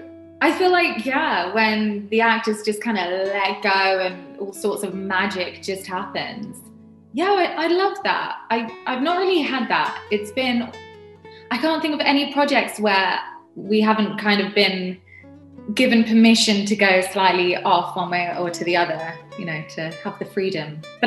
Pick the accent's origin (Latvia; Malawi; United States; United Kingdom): United Kingdom; I'm really bad in the kitchen. I'm British. We're not known for our cuisines.